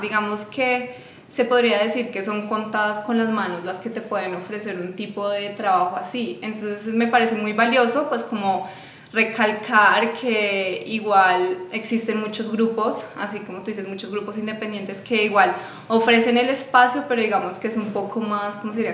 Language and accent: Spanish; Colombia; yo digo que igual como colombianos, pues me atrevo a decir que somos bien carismáticos